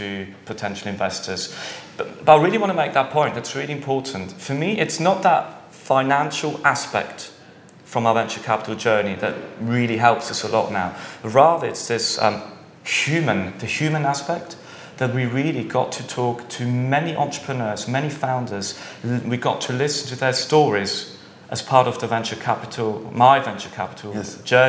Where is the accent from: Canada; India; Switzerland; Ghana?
Switzerland; also born or lived in Mexico / Barcelona / London; I'm from Switzerland, half Swiss but half British, however. So I've got a bit of an international background. But I grew up in Switzerland, went through the schooling system here.